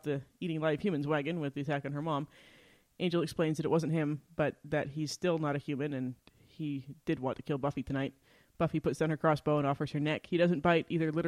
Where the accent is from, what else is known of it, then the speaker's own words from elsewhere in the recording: Utah, United States; We're from Utah